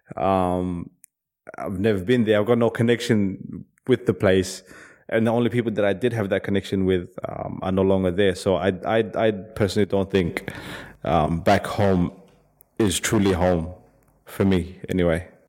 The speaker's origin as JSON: {"language": "English", "town": "Perth", "region": "Western Australia", "country": "Australia", "tie": "born or raised there", "also_born_or_lived": "Somalia / Sydney", "said": "I grew up in Perth"}